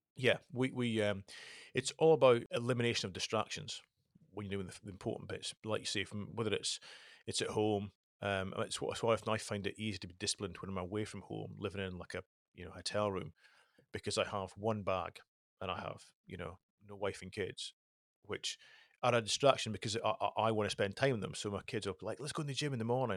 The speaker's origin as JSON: {"language": "English", "area": "the Highlands", "region": "Scotland", "country": "United Kingdom", "tie": "born or raised there", "said": "I was brought up in the Highlands"}